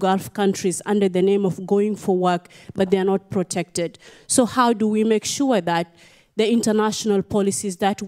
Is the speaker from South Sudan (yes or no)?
yes; South Sudan; I'm from South Sudan.